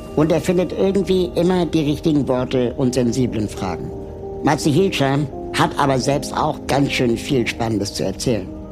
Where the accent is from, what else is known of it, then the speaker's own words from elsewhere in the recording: Berlin, Germany; Ich bin ja aber in Westberlin aufgewachsen